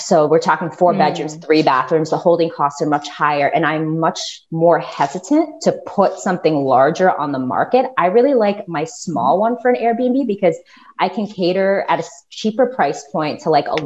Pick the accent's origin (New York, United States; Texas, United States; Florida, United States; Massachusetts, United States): Florida, United States; I grew up in Florida